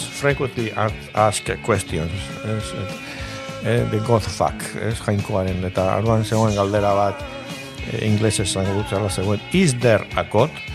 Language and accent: Basque; Basque Country, Spain; also born or lived in San Sebastián; euskalduna naiz, eta arro nago